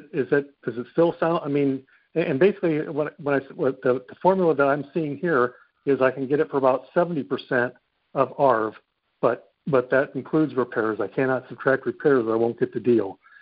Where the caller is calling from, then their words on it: Texas, United States; Central Texas.